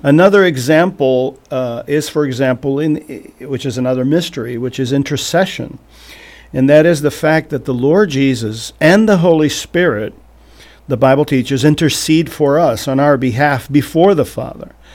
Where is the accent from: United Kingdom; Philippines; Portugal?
Portugal; moved away as an adult; also born or lived in Vermont; now in Missouri, United States; I was born and raised in Portugal